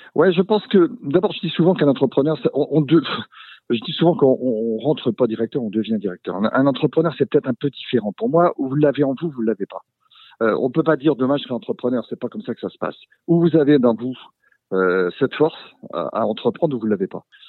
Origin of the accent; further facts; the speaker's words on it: Brittany, France; nous sommes des Bretons